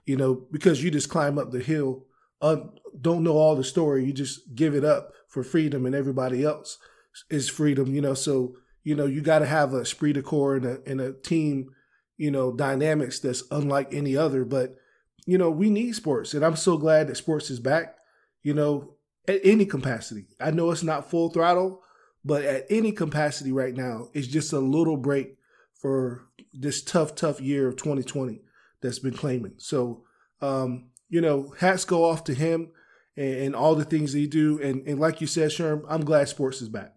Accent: Maryland, United States; I'm from Maryland

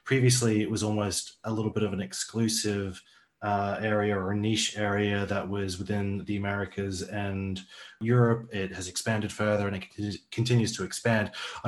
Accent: Australia; now in Singapore; I grew up in Australia and I have culturally a lot of influences, especially with music, music artists from America and also from the UK.

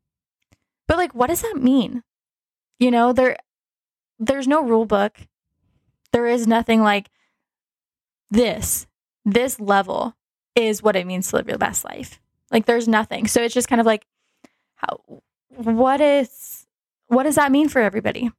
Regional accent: Dallas, Texas, United States; I'm from Dallas

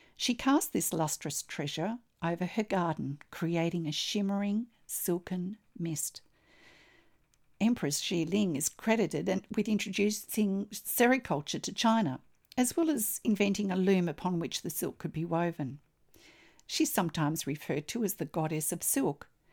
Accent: Australia; I'm an Australian textile artist

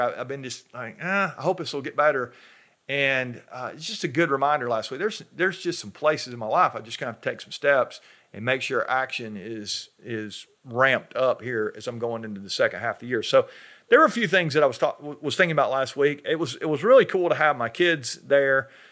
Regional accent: North Georgia, United States; I'm from North Georgia, up in the mountains, uh, and we have black bears up there

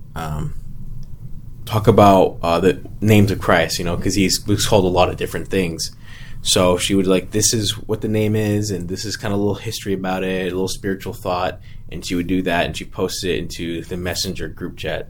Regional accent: Hitchcock, Texas, United States; also born or lived in San Antonio, Texas; I live in Hitchcock, Texas.

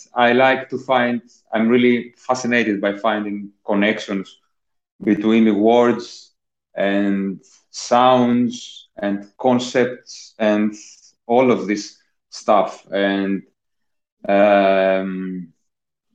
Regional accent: Athens, Attica, Greece; moved away as an adult; also born or lived in Corfu; now in London, United Kingdom; I was born in Athens, Greece. I grew up there.

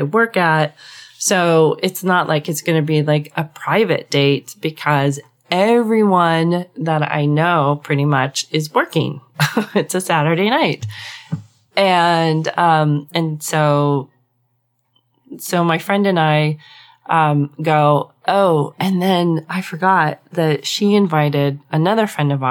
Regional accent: Southwest, United States; I grew up in the Southwest

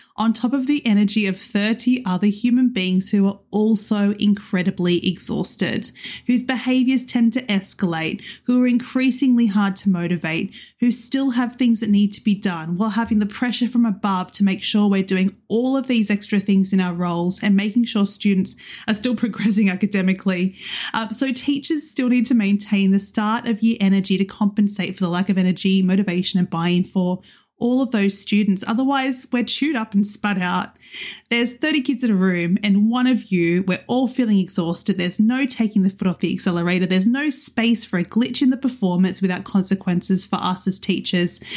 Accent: Australia; moved away as an adult; also born or lived in Western Sydney; now in United Kingdom; as an Australian moving to the U K

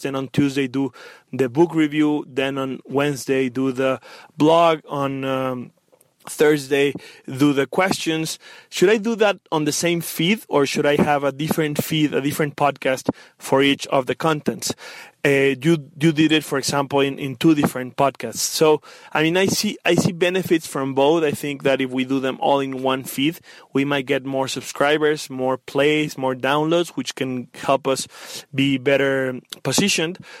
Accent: Mexico; I am from Mexico

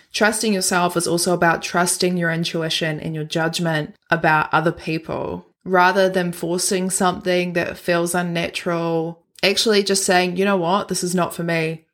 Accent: Christchurch, Canterbury, New Zealand; moved away; I was born and raised in Christchurch

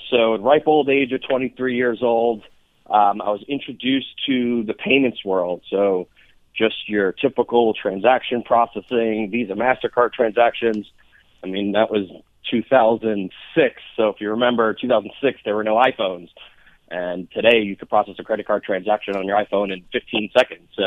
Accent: New York, United States; I am from New York originally.

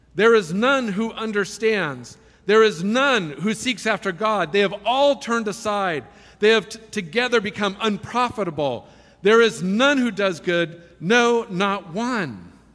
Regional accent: Silicon Valley, California, United States; I was raised in Silicon Valley

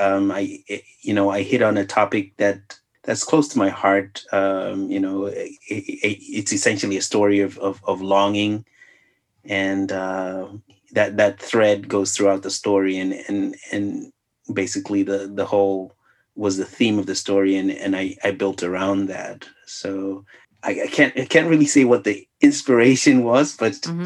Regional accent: Zambia; now in United States; I'm from Zambia.

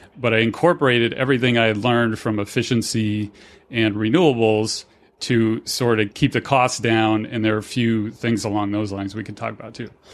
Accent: Fort Myers, Florida, United States; now in Denver, United States; my hometown in Fort Myers, Cape Coral area, Florida

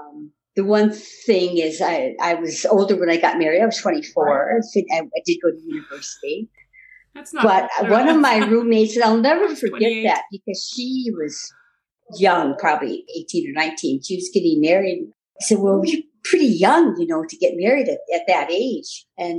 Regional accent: Royal Oak, Michigan, United States; moved away as an adult; now in Canada; In Royal Oak, Michigan.

